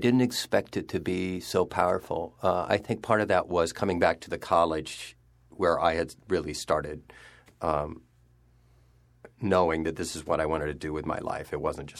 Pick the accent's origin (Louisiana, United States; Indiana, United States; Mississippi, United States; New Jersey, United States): Indiana, United States; Fort Wayne; now in New York, United States; my hometown of Fort Wayne, Indiana